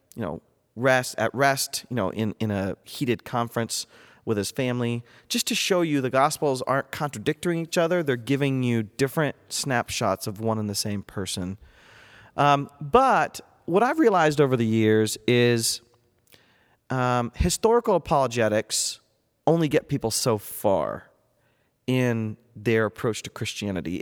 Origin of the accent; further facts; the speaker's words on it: North Central Ohio, United States; moved away as an adult; also born or lived in Boston area / Durham, England; I was born and raised in North Central Ohio